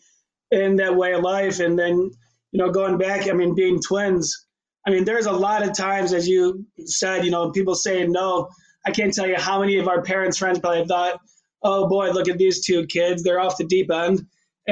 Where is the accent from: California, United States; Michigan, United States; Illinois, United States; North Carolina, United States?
Michigan, United States; Birmingham; growing up in Birmingham, Michigan